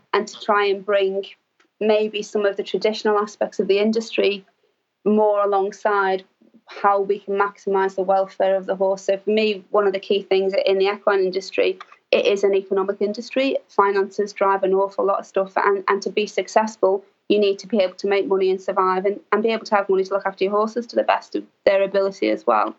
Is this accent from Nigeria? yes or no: no; Liverpool, North West England, United Kingdom; I grew up in Liverpool, which is a large city in England